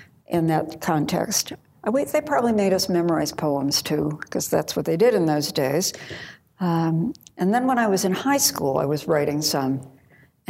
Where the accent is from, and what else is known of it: Homewood, Illinois, United States; born or raised there; also born or lived in Wisconsin / Iowa; now in Sacramento, United States